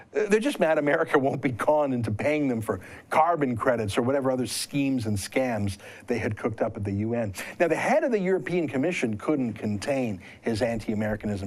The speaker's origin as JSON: {"language": "English", "country": "Canada", "said": "I'm a Canadian"}